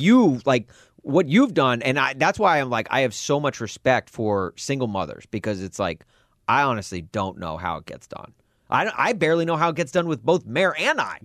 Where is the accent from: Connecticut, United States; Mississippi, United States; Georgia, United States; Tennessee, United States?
Tennessee, United States; Nashville; also born or lived in Southern California; now in Chicago, United States; I'm from Nashville originally